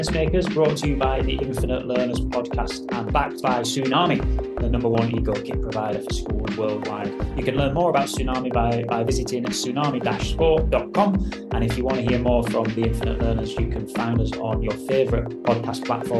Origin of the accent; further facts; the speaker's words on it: Rotherham, Yorkshire and the Humber, United Kingdom; what we grew up with in Rotherham.